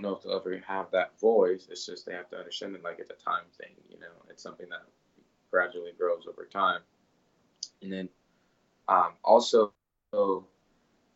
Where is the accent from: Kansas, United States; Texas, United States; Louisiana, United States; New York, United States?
Texas, United States; Plano; also born or lived in Congo; I grew up in Plano, Texas, very different from the Congo